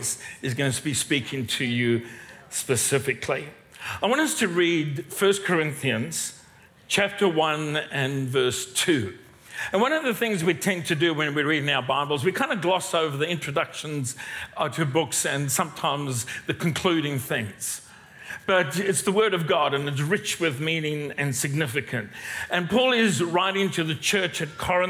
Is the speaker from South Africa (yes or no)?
yes; South Africa; moved away as an adult; now in Australia; I'm not a Kiwi. I am not a Kiwi. I am South African, been here a long time